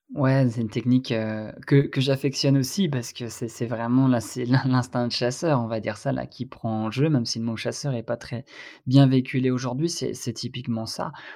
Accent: Brittany, France; par chez moi en Bretagne

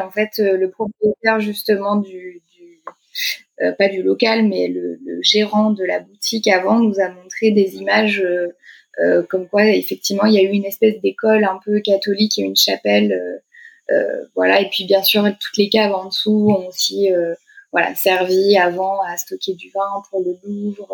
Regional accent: Beaune, Bourgogne-Franche-Comté, France; moved away as an adult; now in Paris, France; je suis originaire de Beaune, en Bourgogne, et puis j'ai euh, vraiment baigné dans, dans l'univers du vin depuis, depuis toute petite

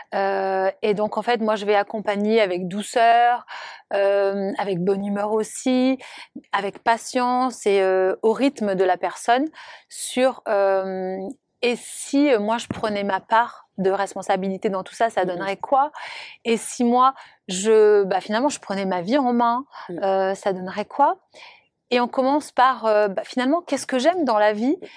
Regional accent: Monaco; je suis originaire de Monaco

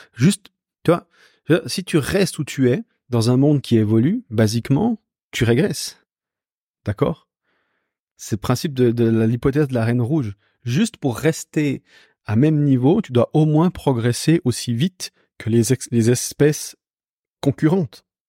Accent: Switzerland; Moi, je suis né en Suisse

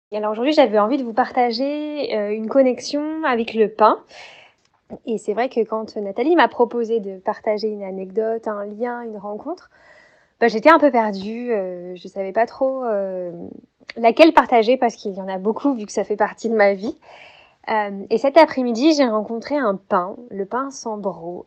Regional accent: Montpellier, Occitania, France; now in Morvan, France; je suis née à Montpellier euh, et aujourd'hui je vis dans un environnement magique euh, dans le, au cœur de la forêt, dans le sud du Morvan en Bourgogne

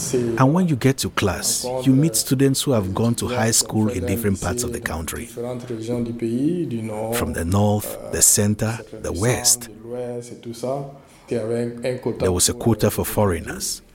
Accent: Fada N'Gourma, Est, Burkina Faso; a stone's throw away from Fada Ngoma, my hometown

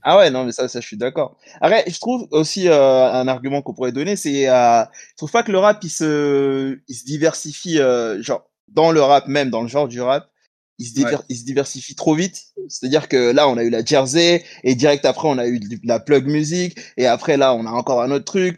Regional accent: Paris, Île-de-France, France; ici à Paris, puisqu'on est parisien

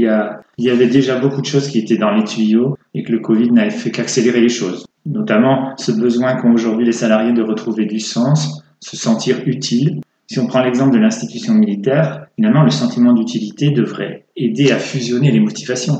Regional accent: France; moved away as an adult; also born or lived in England / Moscow, Russia; passer de l'anglais au russe quand on est français

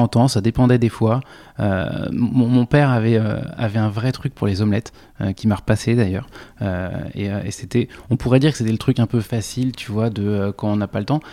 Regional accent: Noisy-le-Roi, Île-de-France, France; also born or lived in Le Chesnay; j'ai grandi dans, un, dans une toute petite ville au-delà de Versailles euh, qui s'appelle Noisy-le-Roi

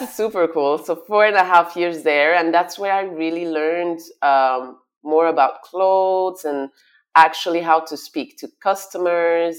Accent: Flanders, Flemish Region, Belgium; also born or lived in Brussels / Congo (ancestry); now in Dubai, United Arab Emirates; I was raised in Brussels till I was five. We moved to Flanders, and then I studied in Flemish

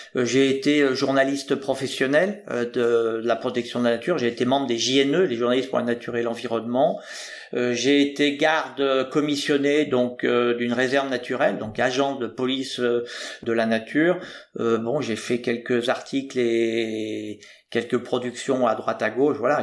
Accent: Haute-Loire, Auvergne-Rhône-Alpes, France; now in Rochefort, France; je suis originaire de Haute-Loire

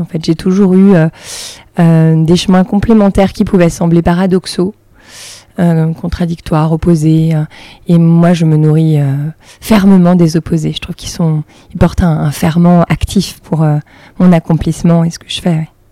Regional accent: Saint-Étienne area, Auvergne-Rhône-Alpes, France; moved away as an adult; now in Paris, France; J'ai grandi en, province, dans la région stéphanoise

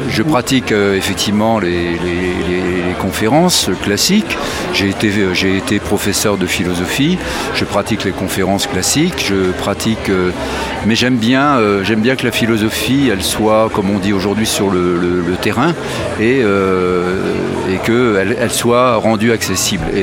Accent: Grand Est, France; Je viens de Champagne, oui

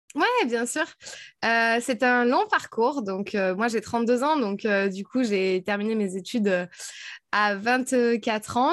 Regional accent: south of France, France; moved away as an adult; also born or lived in Paris / Switzerland / United States; je viens du sud de la France

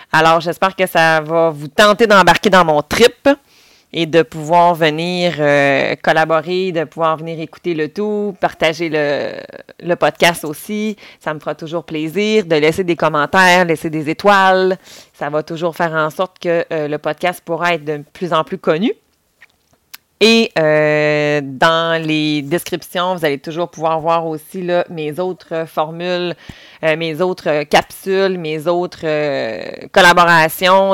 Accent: Quebec, Canada; si vous commencez déjà à l'entendre, je viens aussi du Saguenay-Lac-Saint-Jean

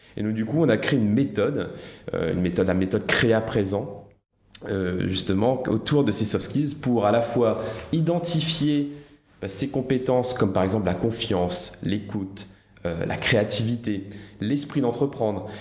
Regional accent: La Plaine-des-Palmistes, Réunion; moved away; je viens de l'île de la Réunion. Euh, j'ai grandi dans la plus petite commune de l'île de la Réunion, la plaine des palmistes

